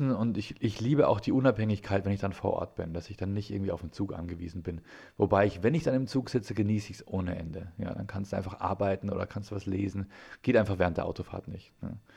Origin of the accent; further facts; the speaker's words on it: Ingolstadt, Bavaria, Germany; Meine Heimatstadt ist ja Ingolstadt und da passiert irgendwie auch nichts comedymäßig ist natürlich in Bayern